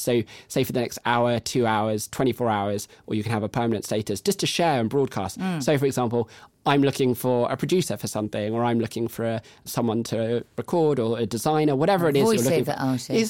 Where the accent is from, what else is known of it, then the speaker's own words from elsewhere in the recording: United Kingdom; But everyone thinks everyone else is busy, and we're very British, and so we just don't talk.